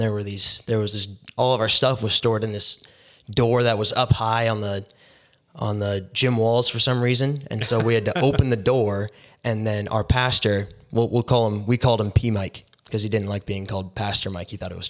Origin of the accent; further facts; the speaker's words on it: Surrey, British Columbia, Canada; I'm 19 years old. I grew up in Surrey, BC.